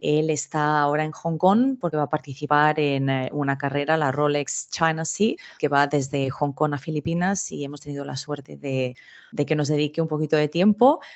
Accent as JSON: {"language": "Spanish", "town": "Madrid", "region": "Community of Madrid", "country": "Spain", "moved": "yes", "lives_now": "Australia", "said": "yo soy de Madrid. Lo que pasa es que yo tengo la mitad de mi familia es de Galicia"}